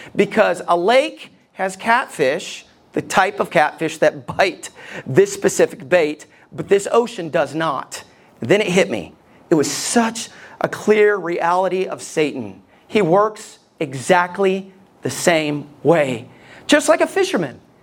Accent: Alabama, United States; Ever since I was a kid and growing up in Alabama

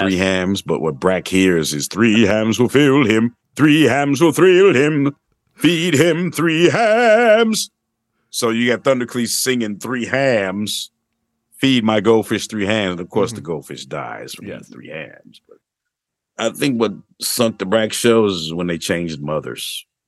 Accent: Missouri, United States; Missouri, mm-hmm. my home state

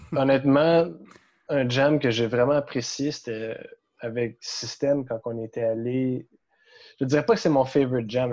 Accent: Gatineau, Quebec, Canada; moved away as an adult; now in Montreal, Canada; je suis de Gatineau

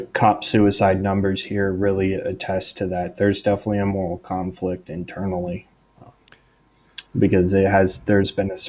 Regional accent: Texas, United States; now in Italy; I grew up in Texas, so I mean, I've been around guns my whole life.

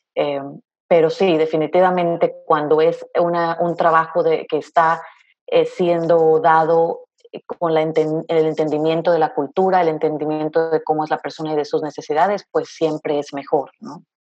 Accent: Veracruz, Mexico; moved away as an adult; also born or lived in Raleigh, North Carolina; now in United States; soy de México, orgullosamente veracruzana

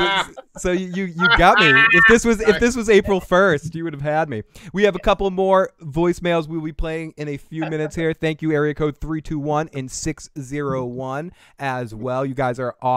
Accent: Boston, Massachusetts, United States; we're from Boston

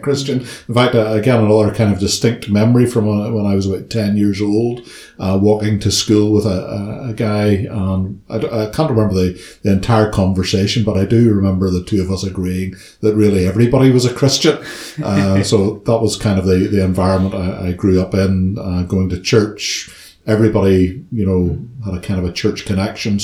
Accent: Ballymena, Northern Ireland, United Kingdom; moved away as an adult; now in Belfast, United Kingdom; I was born and brought up in Ballymena

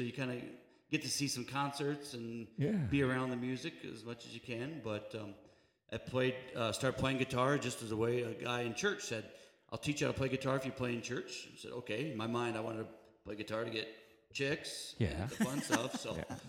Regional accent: South Central South Dakota, United States; moved away; I grew up in South Central South Dakota, right near the Rosebud Indian Reservation.

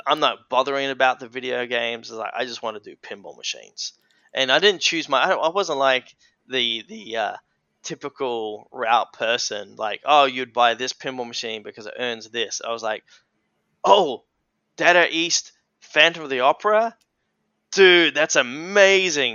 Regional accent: Lenswood, South Australia, Australia; I was born in the Adelaide Hills. Um, so the Adelaide Hills is about 40 minutes from the heart of Adelaide, and uh, yeah, I spent majority of my life there in Lenswood on the family hobby farm

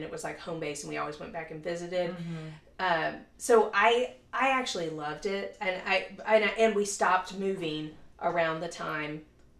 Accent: Louisiana, United States; now in Dallas, United States; I am originally from Louisiana.

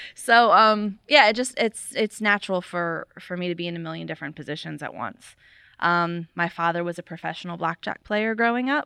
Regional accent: Florida, United States; moved away; I did not grow up around here, though. I grew up in Florida

